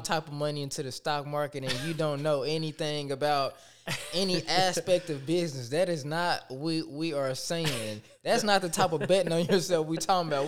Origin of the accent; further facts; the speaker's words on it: Tyler, Texas, United States; I am from Tyler, Texas